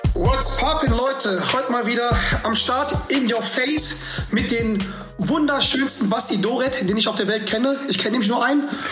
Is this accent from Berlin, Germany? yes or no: no; Schwelm, North Rhine-Westphalia, Germany; ich komme ja auch aus der Gegend da oben, ne? Also ich bin ja Schwelm, Schwelmer